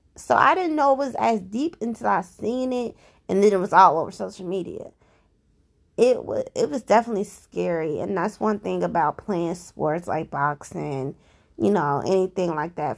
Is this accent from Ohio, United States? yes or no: yes; Cincinnati, Ohio, United States; I'm from Cincinnati, Ohio. I live here